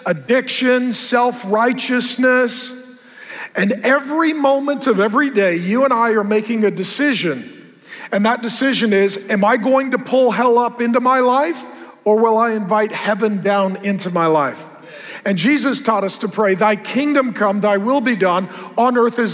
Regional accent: West Coast, United States; I come from the West Coast.

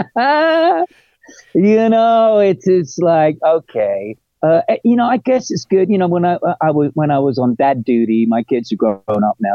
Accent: England, United Kingdom; moved away as an adult; also born or lived in London; I'm English

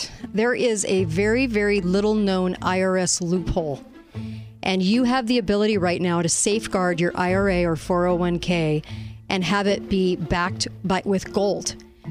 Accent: United States

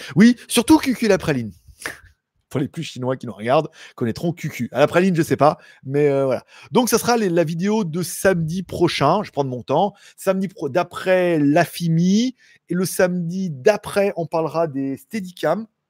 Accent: France; Je suis français

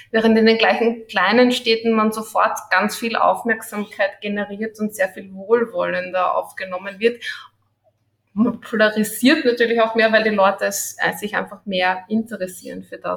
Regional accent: Vienna, Austria; Ich bin Wienerin, ja, genau.

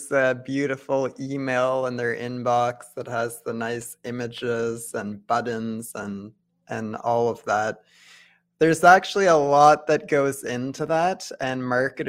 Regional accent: Ottawa, Ontario, Canada; I was born and raised in Ottawa. I went to high school here

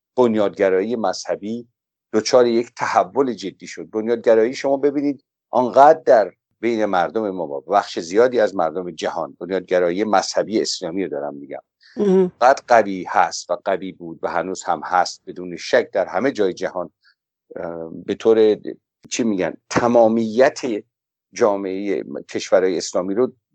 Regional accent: Iran; به عنوان یک ایرانی

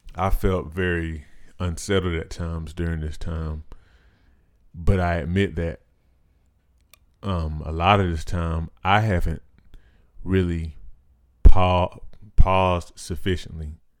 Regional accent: United States; being an American

